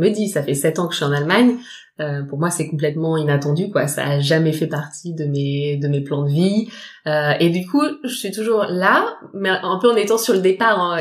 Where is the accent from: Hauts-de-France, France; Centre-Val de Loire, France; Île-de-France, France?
Île-de-France, France; Paris region; moved away as an adult; also born or lived in Frankfurt, Germany; now in Düsseldorf, Germany; je viens de région parisienne euh, et ça fait 7 ans que je vis à Düsseldorf maintenant